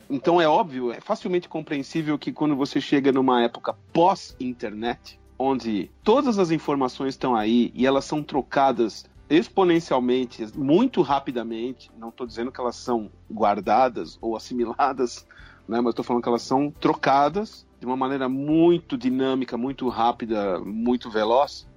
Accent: São Bernardo do Campo, São Paulo, Brazil; São Bernardo do Campo, que é a minha cidade natal

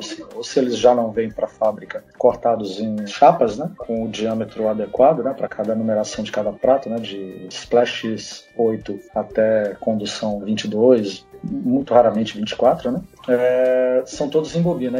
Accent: Brasília, Federal District, Brazil; eu sou de Brasília, né? Então, da primeira geração de Brasília, eu nasci nos anos 70, era adolescente nos anos 80

